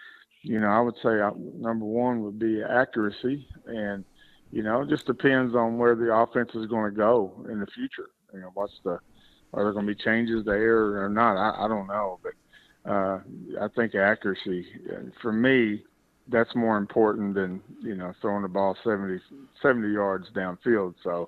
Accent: Mayfield, Kentucky, United States; but I'm from Mayfield there.

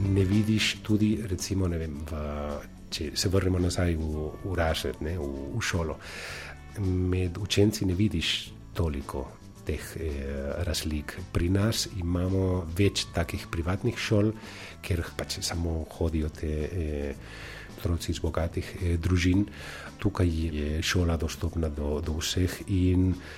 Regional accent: Valencia, Valencian Community, Spain; Slovenian is a second language; now in Slovenia; prihajam iz, eh, iz Valencije, iz Španije

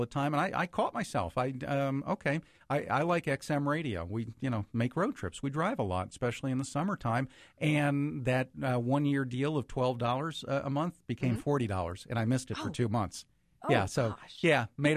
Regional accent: New Jersey, United States; now in Cincinnati, United States; I still keep in touch with friends that I grew up with, because I grew up in New Jersey

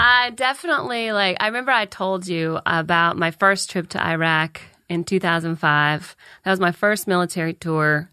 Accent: Calhoun, United States; moved away; I'm from Calhoun

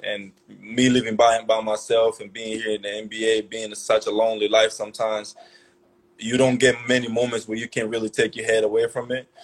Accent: Angola; moved away as an adult; also born or lived in Maryland; a kid like me growing up in Angola

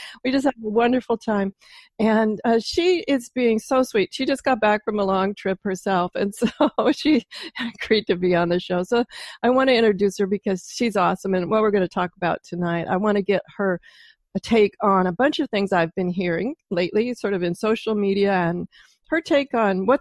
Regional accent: Pacific Northwest, United States; I'm from the Pacific Northwest

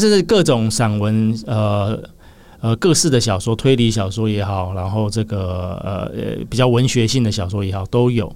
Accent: Taipei, Taiwan; also born or lived in Keelung; 我台北出生。本来就在台北，对，爸爸妈妈都在台北

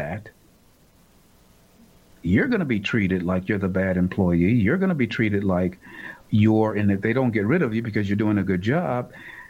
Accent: United States; And I hate to say it as an American who happens to be black, but it's the truth.

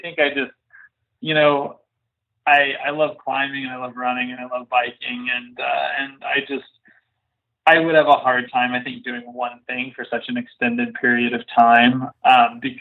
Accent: Texas, United States; I grew up in Texas and we used to hike a lot in the wildernesses of, you know, kind of West Texas and and New Mexico

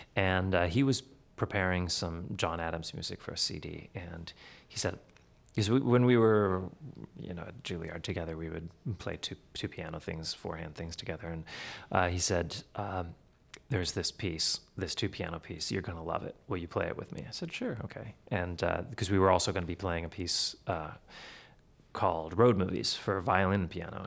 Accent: Manitoba, Canada; I'm from Manitoba, you can drive for hours and it looks exactly the same.

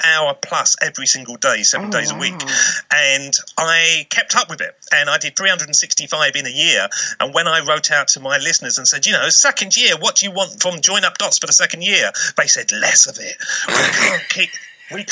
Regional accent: United Kingdom; I am from the United Kingdom, which is that little place, the other side of the water, that has culture and history.

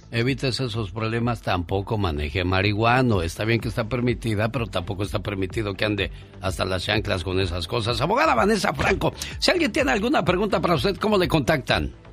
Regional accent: Corral Falso, Guerrero, Mexico; Yo nací en el estado de Guerrero, en Corral Falso Guerrero.

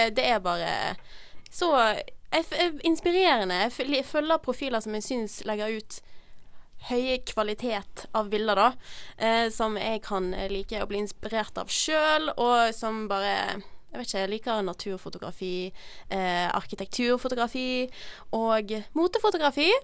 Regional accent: Bergen, Vestland, Norway; jeg er fra Bergen

